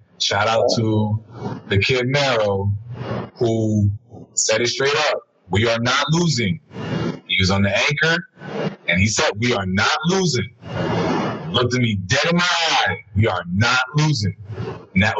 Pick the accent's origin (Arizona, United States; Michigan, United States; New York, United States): New York, United States; New York City; I'm from the Heights